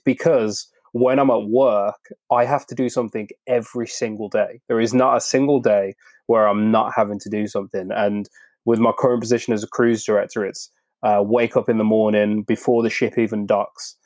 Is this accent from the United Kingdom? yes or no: yes; United Kingdom; I'm British